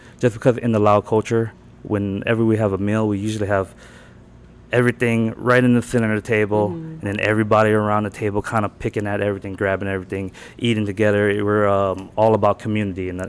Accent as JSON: {"language": "English", "region": "North Carolina", "country": "United States", "tie": "born or raised there", "also_born_or_lived": "California / Laos", "moved": "as an adult", "lives_now": "Orlando, United States", "said": "I grew up here. Born in California, mm-hmm. raised in North Carolina"}